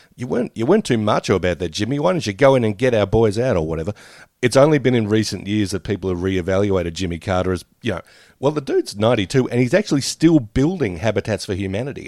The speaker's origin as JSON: {"language": "English", "country": "Australia", "said": "us as Australian audiences, Australian viewers"}